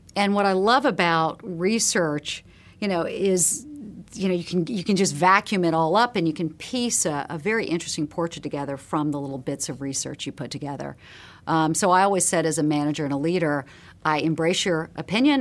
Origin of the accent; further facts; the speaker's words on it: Charleston, South Carolina, United States; a girl growing up in Charleston, South Carolina, the sixties and the seventies